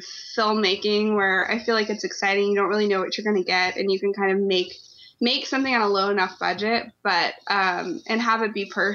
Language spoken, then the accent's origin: English; Austin, Texas, United States; moved away as an adult; also born or lived in Los Angeles; I'm originally from Austin